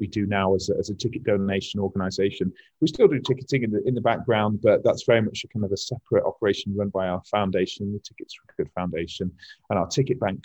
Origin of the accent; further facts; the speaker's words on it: Sheffield, Yorkshire and the Humber, United Kingdom; I'm from Sheffield and I studied here as well.